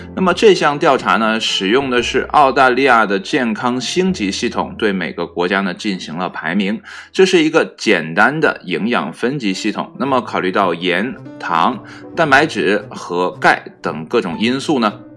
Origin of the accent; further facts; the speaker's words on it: China; 这跟我们中国人的饮食呢，息息相关